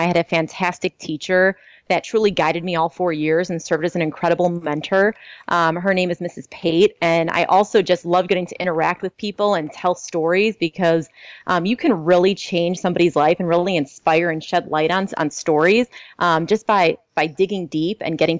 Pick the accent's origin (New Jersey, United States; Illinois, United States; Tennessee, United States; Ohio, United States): Illinois, United States; Skokie; So I was born in Skokie, Illinois, which is a suburb right outside of Chicago. It's only about 15 minutes from downtown.